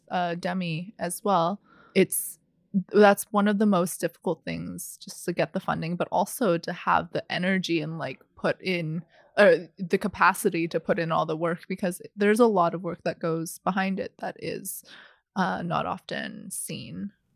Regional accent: Vancouver, British Columbia, Canada; also born or lived in Guangzhou, China; I was born in Guangzhou, China, and immigrated to Vancouver when I was four

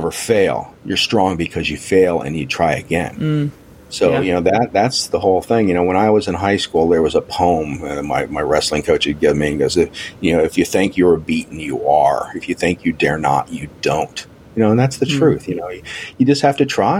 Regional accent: United States; I'm an American.

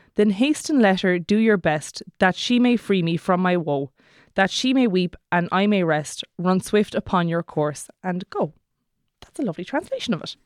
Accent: Kerry, Munster, Ireland; I'm from Kerry, so that's how I'm gonna say it

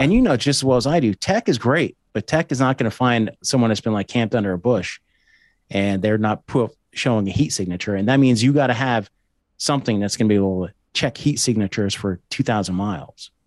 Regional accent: East Coast, United States; I'm also from the East Coast.

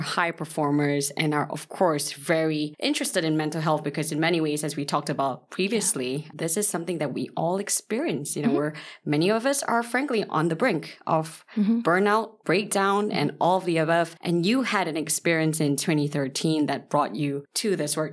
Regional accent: Malaysia; I'm from Malaysia

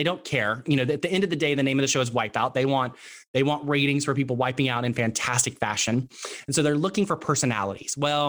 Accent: Texas, United States; accent: Texas; moved away; I have a Texas accent. I am from Texas. And the only time my Texas accent comes back is when I'm talking with my dad or when I'm talking really fast and I get really excited about something.

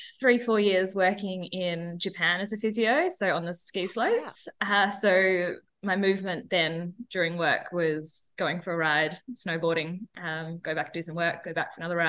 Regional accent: Perth, Western Australia, Australia; now in Broome, Australia; I am from Perth, living in Broome, so northwestern Australia.

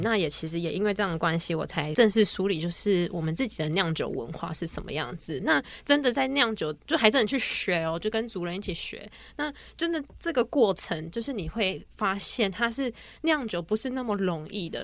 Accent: Taipei, Taiwan; 我是在台北长大的

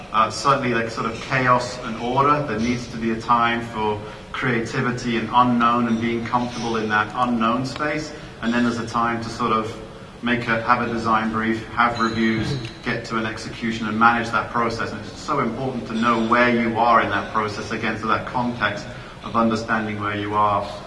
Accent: United Kingdom; moved away as an adult; also born or lived in United States / Italy / Canada; now in Florida, United States; I'm a Brit I, um, originally from the UK, but I've uh, had the pleasure of living and working in, in many different countries now.

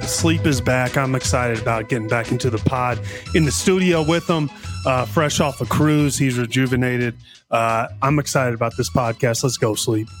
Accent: Missouri, United States; we grew up in Missouri

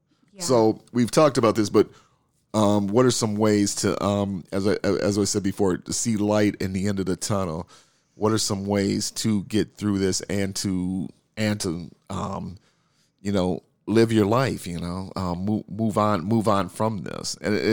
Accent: Minneapolis, Minnesota, United States; And as you know, we are from Minneapolis.

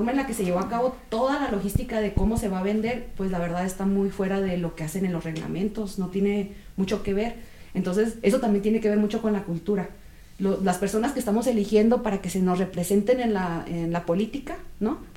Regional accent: northern Mexico, Mexico; Yo soy norteña, ¿no? Pues yo qué te digo mi familia, incluso sinaloense

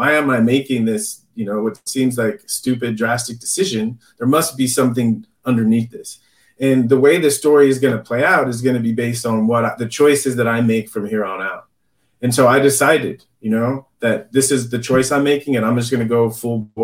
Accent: San Diego, California, United States; I grew up in San Diego

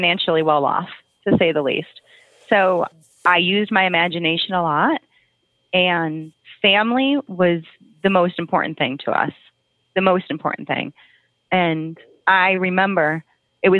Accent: Oak Forest, Illinois, United States; also born or lived in Oak Lawn, Illinois / Chicago / North Carolina; I grew up in Oak Forest, which is about 20 miles south of Chicago

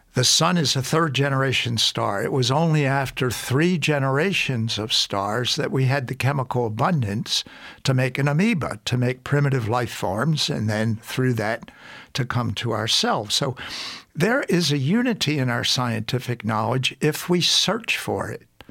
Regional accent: Baltimore, Maryland, United States; grew up in Baltimore, Maryland

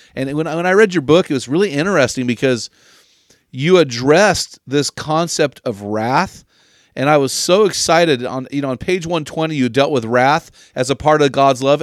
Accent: San Luis Obispo, California, United States; my hometown of San Luis Obispo

